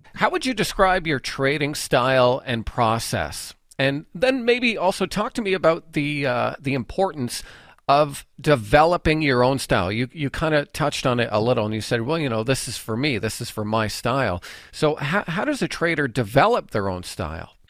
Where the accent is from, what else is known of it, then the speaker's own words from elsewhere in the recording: Canada; we as Canadian traders